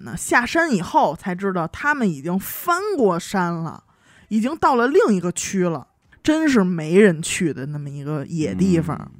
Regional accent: Heilongjiang, China; 不知道主播们有没有听过大兴安岭这个地方？

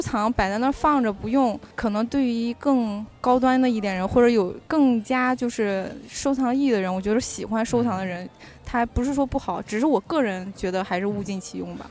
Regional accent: northern China, China; 我是个北方人

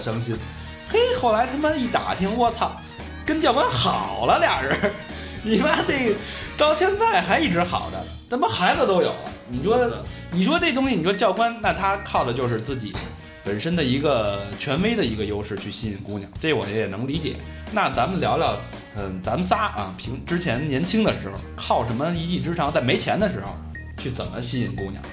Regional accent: Beijing, China; also born or lived in Hong Kong; 土生土长的北京人，从小，呃，流窜在鼓楼啊、北锣鼓巷、南锣鼓巷啊、天安门、安定门这一带，啊，直到上大学之前都没出过安定门

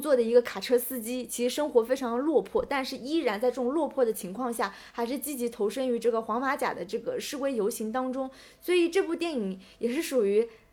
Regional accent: China; 因为我们中国人去欧洲是需要办签证

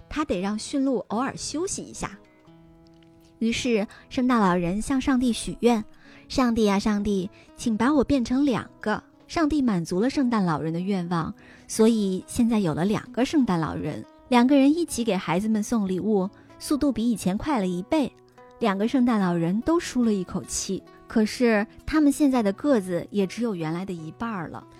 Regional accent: China; 我们中国人是 就是信这个宗教的人是非常非常少的

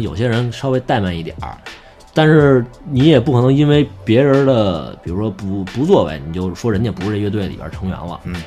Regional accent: Beijing, China; 我是作为北京人嘛

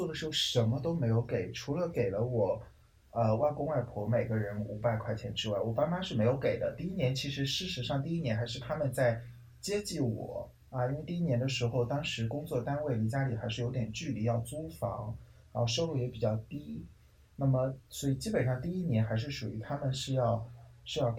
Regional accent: China; 红包真的是我们中国人一听名字就觉得很兴奋的一个词语呢。

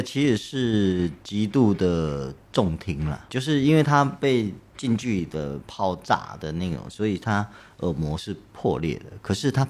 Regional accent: Taitung County, Taiwan; 可能因为我们都是台东人，他在台东出生长大

